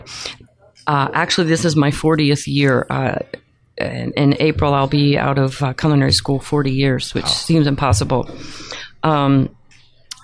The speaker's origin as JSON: {"language": "English", "town": "Fort Lauderdale", "region": "Florida", "country": "United States", "also_born_or_lived": "Tallahassee, Florida / Nashville, Tennessee", "moved": "as an adult", "said": "I'm from Fort Lauderdale"}